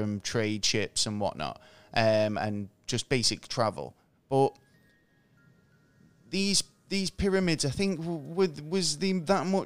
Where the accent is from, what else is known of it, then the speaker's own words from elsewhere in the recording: England, United Kingdom; I'm English, so we don't really get taught about the American presidents all that much in school.